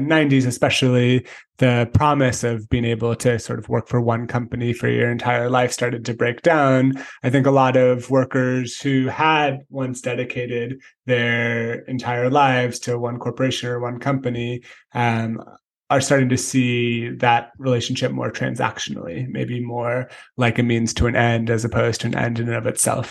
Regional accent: San Francisco, California, United States; I grew up in San Francisco

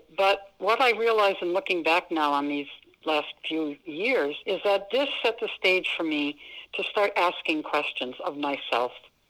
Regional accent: Western Massachusetts, United States; first language French; English is a second language; moved away as an adult; also born or lived in Colorado; I grew up in Western Massachusetts. I was the oldest child, and I lived with my grandmother and my bilingual mother and my dad. French was the only language spoken in the house when I was growing up

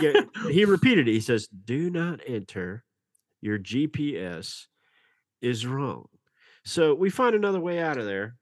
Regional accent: Nashville, Tennessee, United States; we're from Nashville

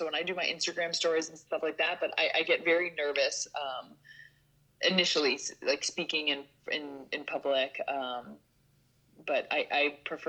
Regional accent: suburb of Chicago, Illinois, United States; moved away as an adult; now in New York City, United States; I'm from Illinois. So I'm a suburb of Chicago, 49 acres on a farm.

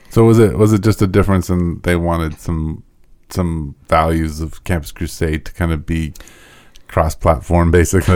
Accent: United States; being an American and being white

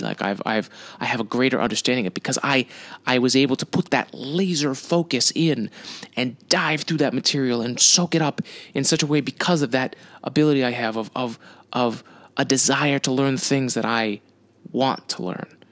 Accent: United States; I'm an American.

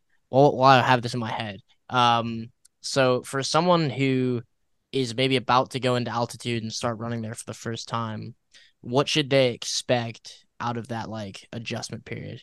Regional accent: Illinois, United States; moved away as an adult; now in Mississippi, United States; I'm from Illinois originally, and so like moving down to Mississippi

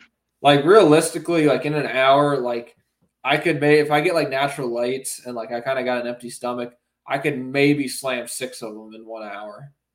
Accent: the South, United States; we're all from the South.

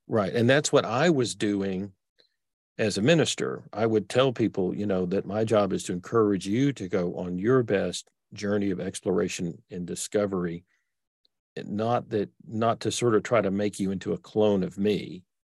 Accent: Texas, United States; accent: Texas; I grew up in Texas. So I've got this sort of Texas accent that I can't get rid of.

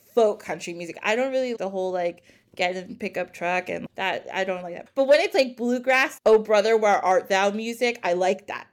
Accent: New Jersey, United States; "Where are you guys from?" And we're like, "New Jersey."

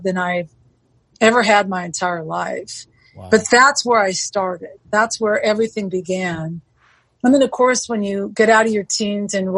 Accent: Southern California, United States; I was born and raised in Southern California

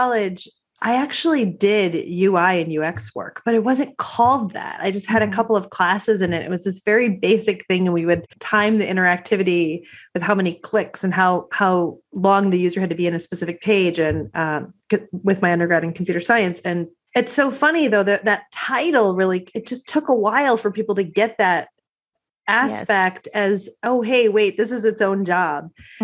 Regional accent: Detroit, Michigan, United States; I'm from Detroit

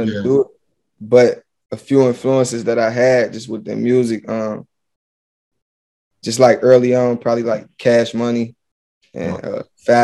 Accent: Cincinnati, Ohio, United States; now in Detroit, United States; I'm from Cincinnati, Ohio

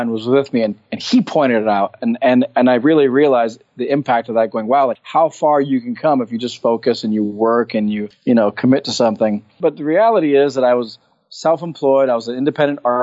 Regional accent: Hawaii, United States; when I was growing up in Hawaii

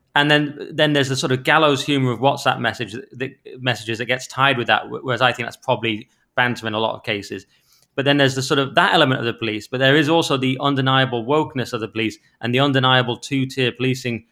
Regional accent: Cumbria, North West England, United Kingdom; I'm from Cumbria.

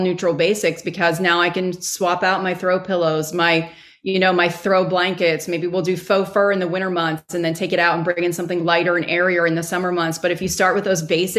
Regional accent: Texas, United States; I'm from Texas

